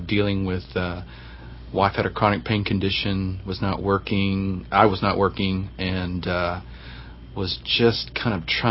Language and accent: English; Texas, United States; moved away; I'm from Texas